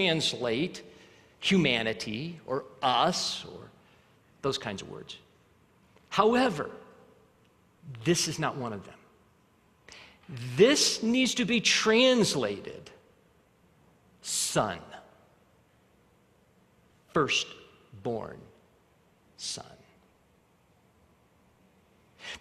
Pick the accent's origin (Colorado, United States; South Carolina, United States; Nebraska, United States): Colorado, United States; Arvada; also born or lived in Alabama; we moved from Alabama to Colorado, we lived in Arvada, we had a very middle class life